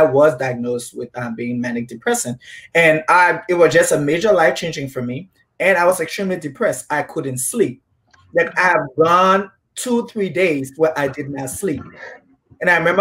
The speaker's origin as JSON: {"language": "English", "country": "Liberia", "tie": "born or raised there", "said": "I was born and raised in Liberia"}